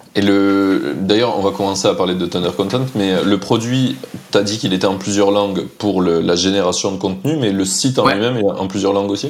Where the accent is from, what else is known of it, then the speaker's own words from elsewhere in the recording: France; en tant que Français